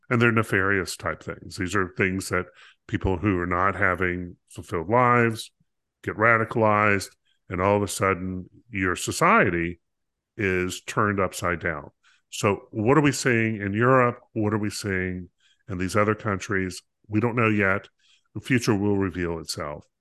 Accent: North Carolina, United States; growing up in North Carolina, we had all sorts of types of farms that were available

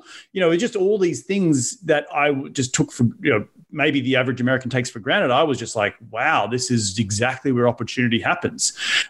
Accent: Noosa, Queensland, Australia; moved away as an adult; also born or lived in New York City; now in United States; I am from the Sunshine Coast, a place called Noosa. It's a very tourist town. It's in Queensland. Think of, if you've heard of Brisbane, about an hour and a half north of Brisbane.

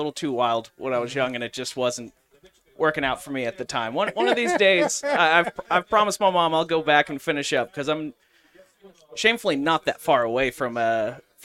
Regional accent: Jenks, Oklahoma, United States; moved away; I grew up in Jinx, Oklahoma

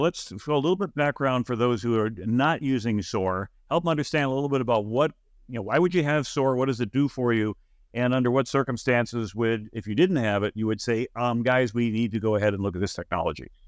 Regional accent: Buffalo, New York, United States; we're both from Buffalo

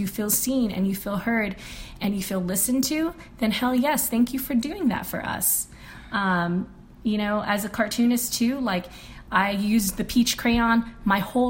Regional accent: Guam; I grew up in Guam where a majority of the community is brown

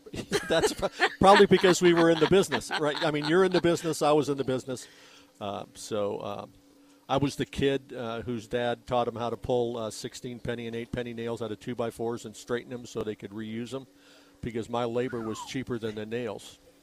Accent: Rancho Ventura, Arizona, United States; the subdivision of the house that I grew up

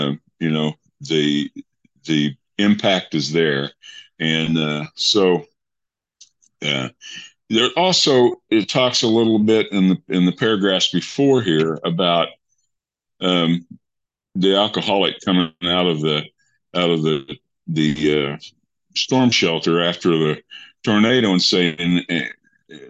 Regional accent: Eastern Kansas, United States; now in Broken Arrow, United States; I grew up in Kansas, Eastern Kansas.

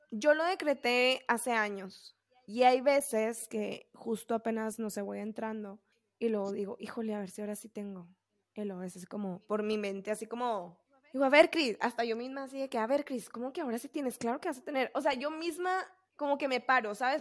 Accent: Camargo, Mexico; se hacían concursos de escoltas en Camargo, ¿no? En mi pueblo donde yo soy

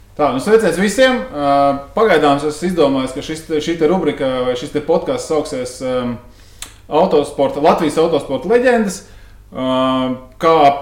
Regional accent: Riga, Latvia; es savus 18 pirmos dzīves gadus nodzīvoju mežciemā tieši pretī biķeņa trasē

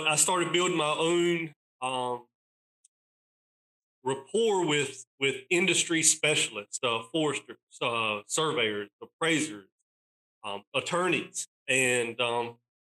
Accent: East North Carolina, United States; I'm born and raised in East North Carolina

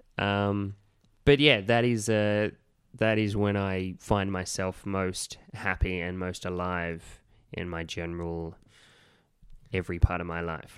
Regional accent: Gunnedah, New South Wales, Australia; now in Sydney, Australia; my hometown of Gunnedah

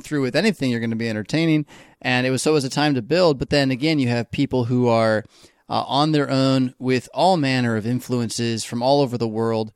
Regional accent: United States; we as American Christians, American Lutherans

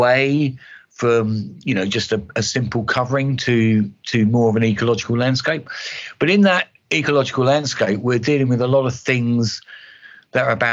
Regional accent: East Kent, South East England, United Kingdom; I'm from East Kent.

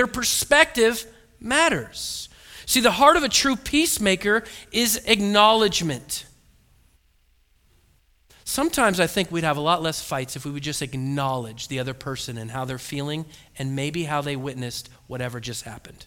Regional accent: Oregon, United States; I was born and raised in Oregon

